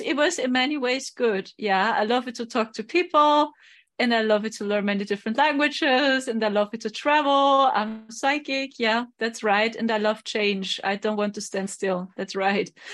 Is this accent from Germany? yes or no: yes; Germany; I'm from Germany